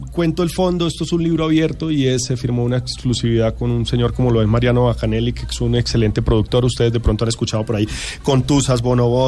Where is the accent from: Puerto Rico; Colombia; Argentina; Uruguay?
Colombia; Ibagué, Tolima; yo soy de Ibagué, yo soy Ibagué.